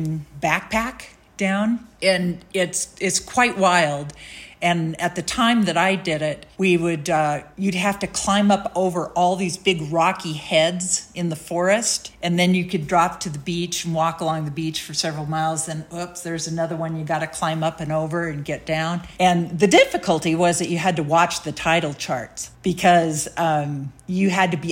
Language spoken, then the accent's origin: English; Pacific Northwest, United States; the Olympic Coast or Puget Sound coastal stuff and that I grew up